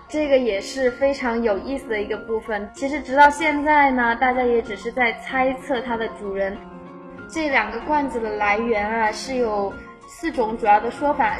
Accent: Chongqing, China; 那我作为在西安下面的那个省份重庆啊，我们那儿可是没有暖气的，冬天非常的冷啊。

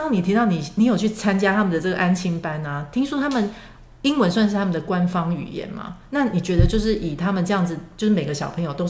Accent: Taiwan; 我们小时候在台湾

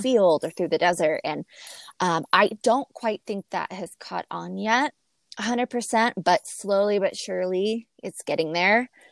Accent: Laughlin, Nevada, United States; I'm from Laughlin, Nevada

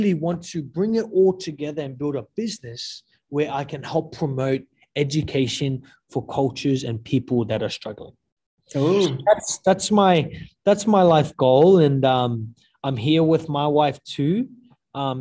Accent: Australia; moved away as an adult; also born or lived in New Zealand; I'm from Australia, but I served in New Zealand.

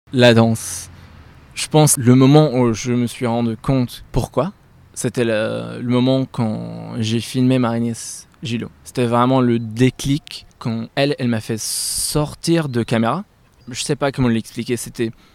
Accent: Aleppo, Aleppo Governorate, Syria; moved away; je suis né à Alep, euh, Syrie

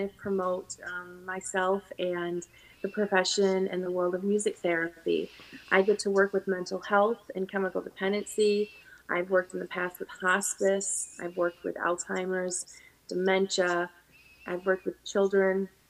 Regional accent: Chicago, Illinois, United States; from the Chicagoland area. I have been born, raised here my whole life

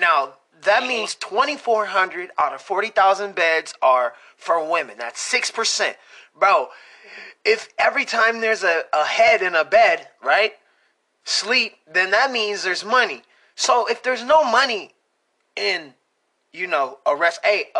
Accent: Michigan, United States; We're from Michigan.

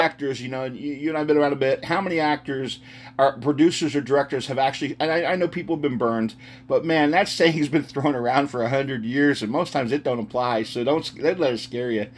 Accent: United States; moved away; also born or lived in Texas; I'm originally a Texas boy, but I grew up outside of Philly.

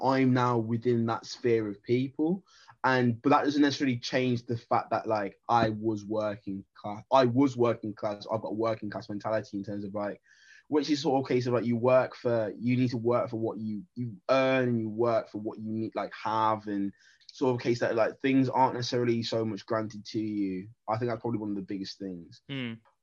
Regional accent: Wolverhampton, West Midlands, United Kingdom; moved away as an adult; now in London, United Kingdom; I'm Jamaican heritage, born in the black country

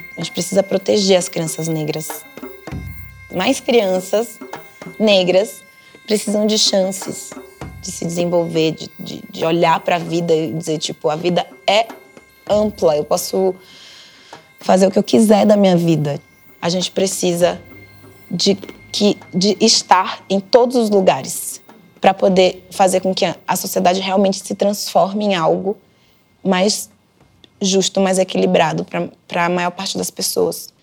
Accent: Camaçari, Bahia, Brazil; moved away as an adult; also born or lived in Candeias, Bahia; now in São Paulo, Brazil; Eu sou baiana, nasci numa cidade chamada Candeias e fui criada numa cidade chamada Camaçari

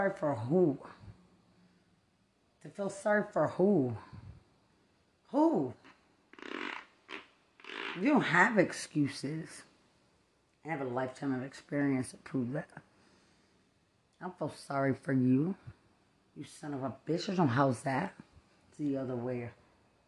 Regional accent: Lubbock, Texas, United States; I'm from Lubbock

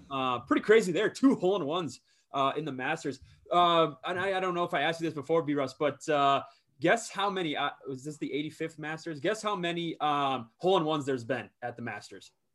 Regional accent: southern Minnesota, United States; my hometown, my home course, uh, wh-, where I'm from and, uh, in southern Minnesota

